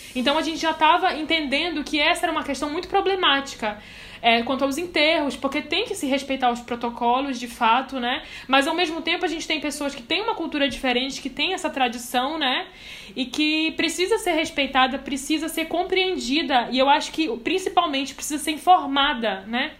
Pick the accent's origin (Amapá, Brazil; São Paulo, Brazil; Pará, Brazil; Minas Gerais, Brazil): Pará, Brazil; Belém; now in Boa Vista, Brazil; Eu não sou daqui, eu sou de Belém, mas eu moro aqui há muitos anos